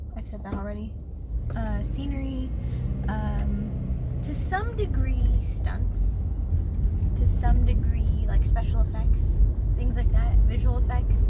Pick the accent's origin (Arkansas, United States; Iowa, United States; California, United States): California, United States; San Jose; I am from the Bay Area, California, San Francisco Bay Area, but not San Francisco itself. Uh, a city called San Jose